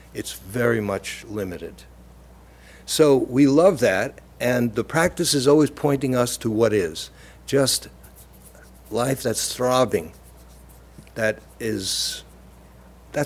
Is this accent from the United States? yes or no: yes; New York City, New York, United States; accent: Brooklyn; moved away as an adult; now in Cambridge, United States; I'm from Brooklyn